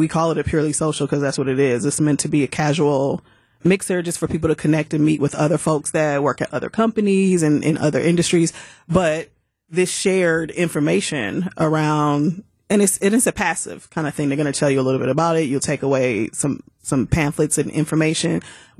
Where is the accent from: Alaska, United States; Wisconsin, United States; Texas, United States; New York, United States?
Wisconsin, United States; Milwaukee; I'm a Milwaukee native